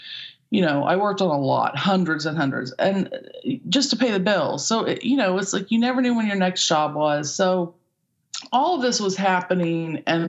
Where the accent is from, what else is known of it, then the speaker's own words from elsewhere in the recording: Midwest, United States; Just growing up in the Midwest and both not feeling like we belonged, if that makes sense.